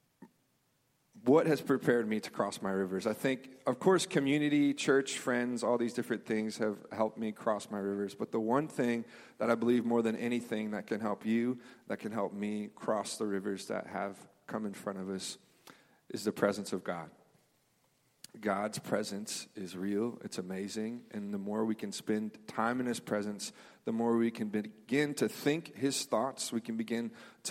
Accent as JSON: {"language": "English", "town": "Memphis", "region": "Tennessee", "country": "United States", "tie": "born or raised there", "moved": "yes", "said": "I grew up in Memphis. We had a church there"}